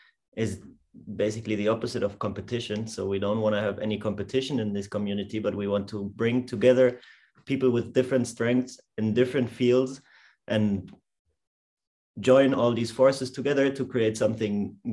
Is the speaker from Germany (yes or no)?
yes; Munich, Bavaria, Germany; moved away as an adult; now in Prague, Czech Republic; I'm from Munich. I came here to Prague 1 year ago, or a little bit more than a year.